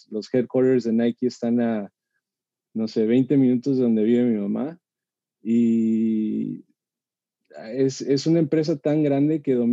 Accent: Durango, Mexico; also born or lived in Mexico City / Tijuana; nací en la Ciudad de México, mi mamá es de Durango. Mi papá es de, Los Mochis, Sinaloa, se, se conocieron en la Ciudad de México y al año más o menos nos fuimos a vivir a, Durango, después vivimos un tiempo en Tijuana

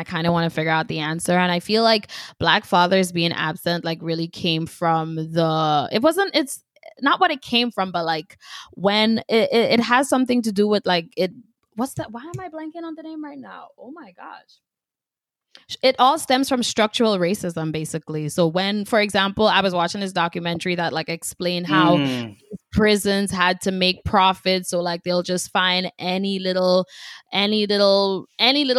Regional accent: Grenada; now in United States; I was born and raised in Grenada, so I've been here for, what, like, 10 years now

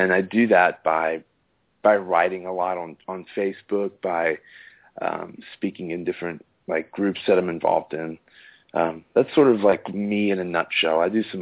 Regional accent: Austin, Texas, United States; I'm from Austin, Texas

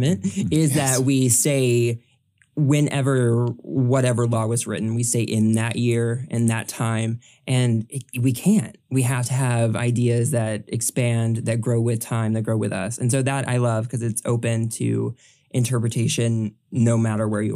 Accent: the South, United States; I'm from the South.

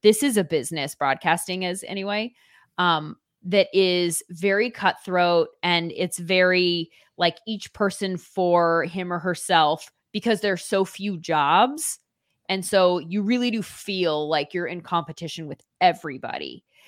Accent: Orange County, California, United States; I grew up in Orange County, California

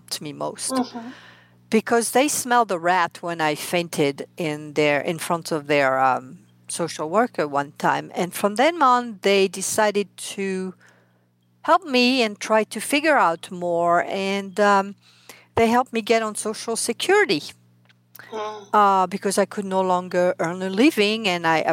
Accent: France; accent: French; English is a second language; moved away as an adult; now in United States; I am French, hence my accent. I mean, I came here 32 years ago

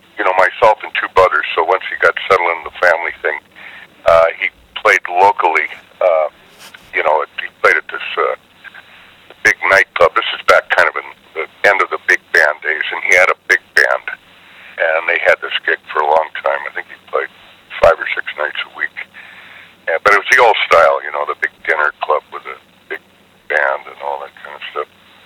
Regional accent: Sacramento, California, United States; now in Marin County, United States; Yeah, I guess you could, some people call it that. But yeah, I went to high school there and then moved to Marin County.

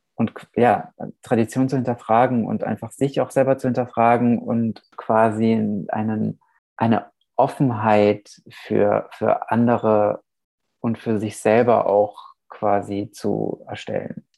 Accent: Nuremberg, Bavaria, Germany; moved away as an adult; also born or lived in Vișeu de Sus, Romania; now in Vienna, Austria; Nürnberg auch, gehört natürlich auch, ist auch meine Heimatstadt

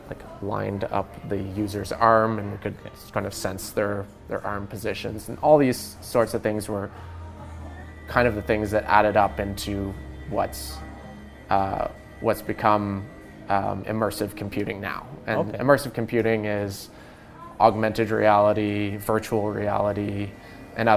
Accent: Hubley, Nova Scotia, Canada; I was born here in Nova Scotia and grew up kind of in the woods, out in Hubley.

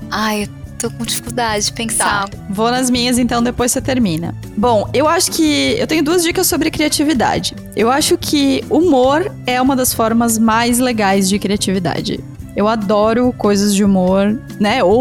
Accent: South Region, Brazil; nós que somos aqui do Sul e vocês que estão aí no Sudeste.

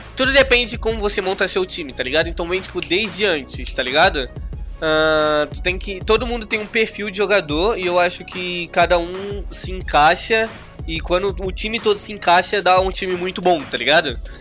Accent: Rio de Janeiro, Brazil; Ah, eu do Rio, mano. Sou do Rio

